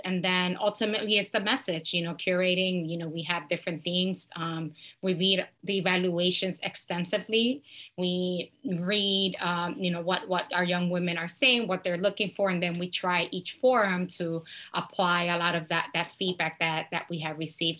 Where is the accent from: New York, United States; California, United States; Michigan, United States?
New York, United States; New York City; moved away; I was born and raised in New York City